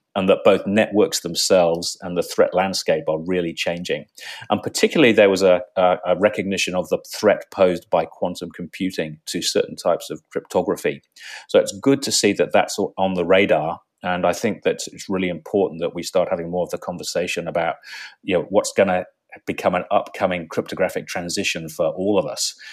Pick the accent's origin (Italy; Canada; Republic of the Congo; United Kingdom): United Kingdom; England; moved away as an adult; now in Australia; I grew up in England